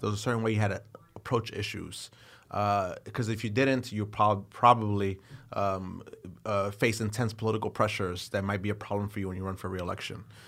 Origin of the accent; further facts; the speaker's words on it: New York City, New York, United States; as a New Yorker, as an elected official